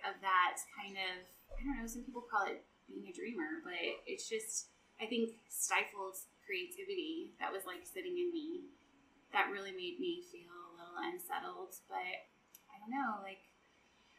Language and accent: English; Neely, United States; Neely's my hometown.